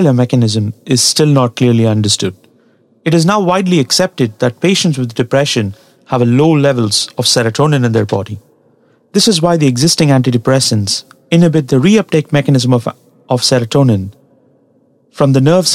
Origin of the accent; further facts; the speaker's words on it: Tamil Nadu, India; English is a second language; the place that I come from, Tamil Nadu in South India